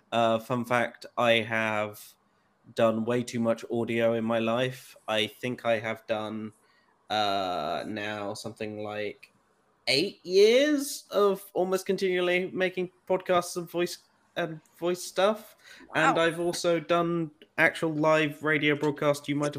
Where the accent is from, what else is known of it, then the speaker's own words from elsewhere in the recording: North West England, United Kingdom; I forgot to introduce I'm also from the UK and English. I don't sound it, but I'm from the Northwest.